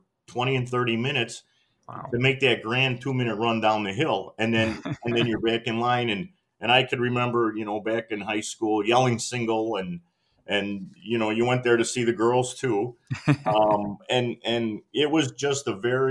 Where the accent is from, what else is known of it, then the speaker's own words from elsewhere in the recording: Elmhurst, Illinois, United States; moved away as an adult; also born or lived in New England / Pennsylvania; now in Wisconsin, United States; I was born and raised in Elmhurst, Illinois, which is, you know, a western suburb of Chicago. Went through my whole childhood there